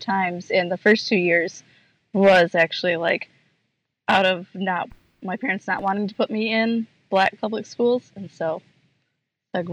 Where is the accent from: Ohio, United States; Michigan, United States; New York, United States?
Michigan, United States; moved away as an adult; now in Charlottesville, United States; I grew up in Michigan, and 5 years ago we moved to Virginia, and about 3 years ago we moved to Charlottesville.